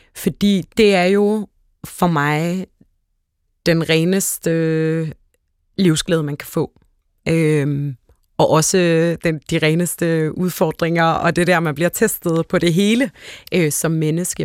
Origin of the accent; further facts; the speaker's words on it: Hellerup, Capital Region of Denmark, Denmark; jeg voksede op ude i Hellerup